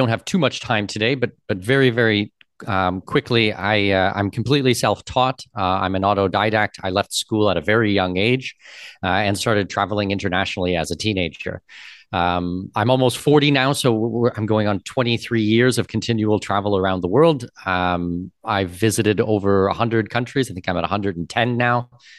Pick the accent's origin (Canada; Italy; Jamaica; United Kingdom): Canada; now in Panama City, Panama; And from my personal side as well, I'm Canadian with Danish heritage.